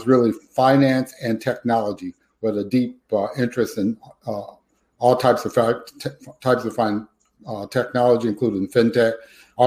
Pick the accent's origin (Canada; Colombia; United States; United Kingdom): United States; Detroit, Michigan; I was born and raised in Detroit, Michigan